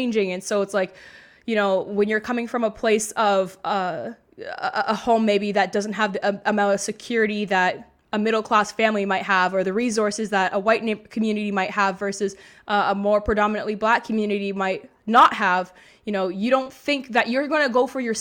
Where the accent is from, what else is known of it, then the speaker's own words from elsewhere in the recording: Mississauga, Ontario, Canada; I grew up in Mississauga, Ontario